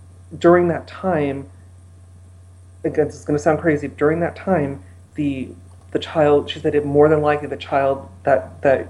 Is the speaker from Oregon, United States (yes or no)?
no; Los Angeles, California, United States; I'm from Los Angeles.